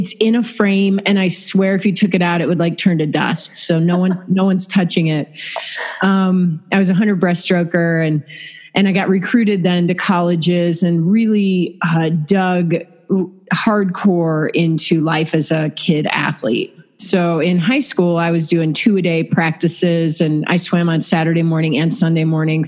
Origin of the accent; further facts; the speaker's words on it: Downers Grove, Illinois, United States; I grew up actually in the Midwest. I'm a Chicago suburbs girl. I grew up in Downers Grove